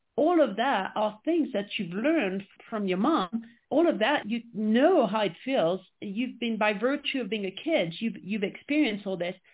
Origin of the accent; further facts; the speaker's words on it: France; English is a second language; moved away as an adult; now in United States; I was born and raised in France, which I'm sure you can quickly pick up uh, with my accent